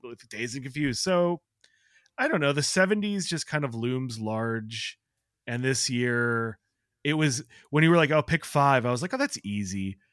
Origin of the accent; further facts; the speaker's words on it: Chicago, Illinois, United States; I grew up in Chicago